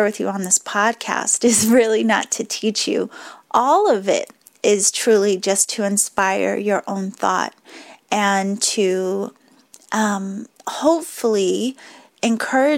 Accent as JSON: {"language": "English", "town": "Boston", "region": "Massachusetts", "country": "United States", "accent": "Boston", "said": "my Boston accent just slipped back out a little bit"}